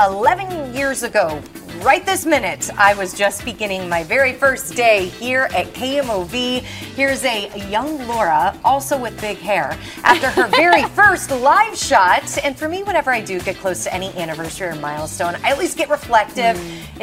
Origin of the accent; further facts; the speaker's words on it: Flora, Illinois, United States; moved away as an adult; now in St. Louis, United States; my hometown of Flora